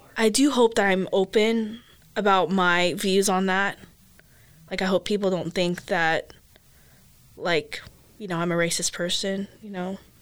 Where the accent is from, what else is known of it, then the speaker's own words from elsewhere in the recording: United States; first language English; also born or lived in Philippines; I am Asian American because I grew up here. Like I grew up in the American culture.